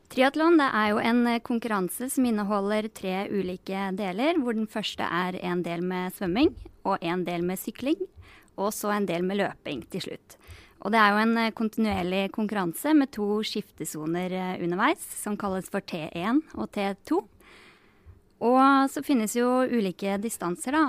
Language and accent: Norwegian; Geilo, Buskerud, Norway; also born or lived in Denmark; fikk meg jobb som fysioterapeut på Geilo i hjemtraktene mine